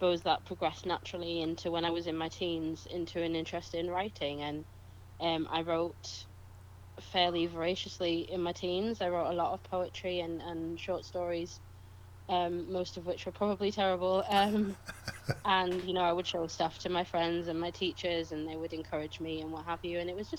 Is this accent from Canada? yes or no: no; Kendal, North West England, United Kingdom; apart from one in April in my hometown of Kendal, which is